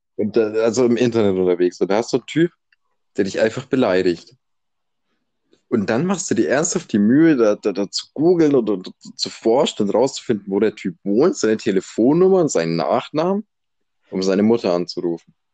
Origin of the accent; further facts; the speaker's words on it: Germany; wenn man das als Deutscher hört